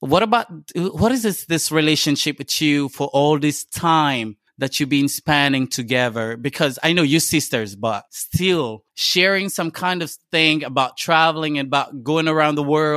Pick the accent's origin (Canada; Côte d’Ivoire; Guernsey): Côte d’Ivoire; first language French; English is a second language; I'm from Ivory Coast